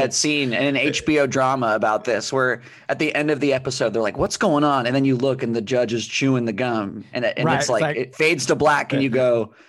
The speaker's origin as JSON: {"language": "English", "town": "Phoenix", "region": "Arizona", "country": "United States", "tie": "born or raised there", "said": "I grew up in Phoenix"}